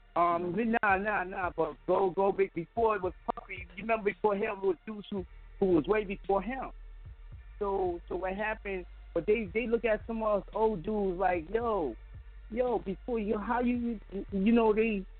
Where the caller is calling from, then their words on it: Five Towns, New York, United States; also born or lived in Brownsville, Brooklyn, New York; I'm calling from Five Towns. Used to be out in Brownsville